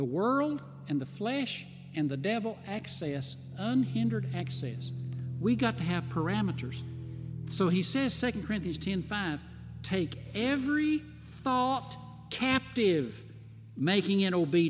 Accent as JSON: {"language": "English", "town": "White Pine", "region": "Tennessee", "country": "United States", "tie": "born or raised there", "also_born_or_lived": "Texas", "moved": "as an adult", "lives_now": "Flint, United States", "said": "When I grew up in White Pine, Tennessee, I grew up on a farm."}